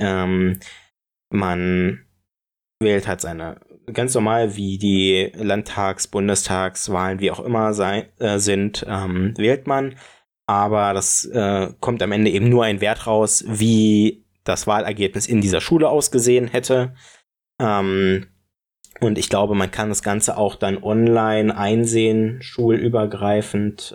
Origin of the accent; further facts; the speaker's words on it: Brandenburg, Germany; ich komm aus Brandenburg